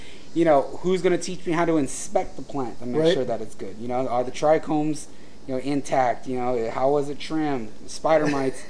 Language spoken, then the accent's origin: English; San Diego, California, United States; being born and raised in San Diego